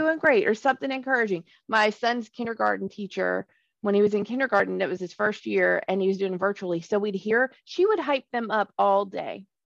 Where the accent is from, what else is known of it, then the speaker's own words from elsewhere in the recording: Alabama, United States; moved away; growing up in Alabama